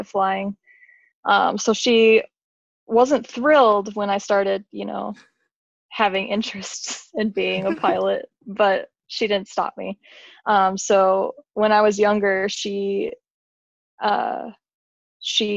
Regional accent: Las Vegas, Nevada, United States; moved away as an adult; now in Michigan, United States; I grew up in Las Vegas, Nevada

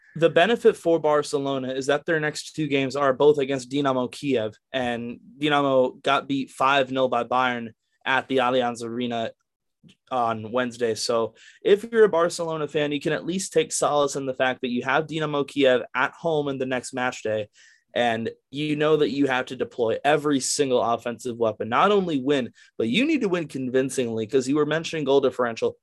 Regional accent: United States; the American in me

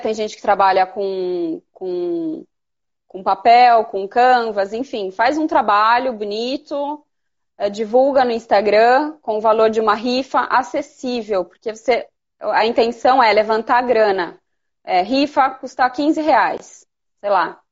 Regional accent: Piracicaba, São Paulo, Brazil; also born or lived in Campinas; eu sou de Piracicaba, como eu estava te contando, eu mudei meu ateliê para Campinas

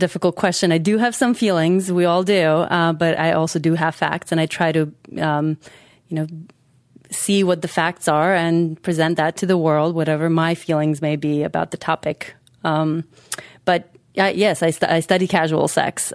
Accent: North Macedonia; moved away

